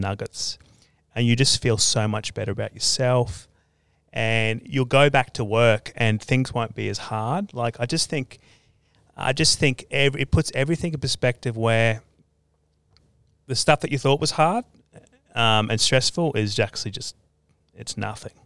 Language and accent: English; Australia; my hometown, because um, yeah, our family's been there since like the 1860s